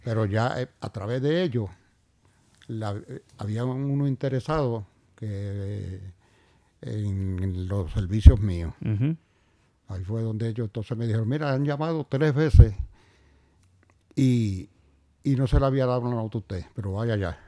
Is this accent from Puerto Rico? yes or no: yes; Puerto Rico; yo nací un 24 de noviembre de 1940 en el barrio Río Arriba, donde vivo ahora mismo, la misma finca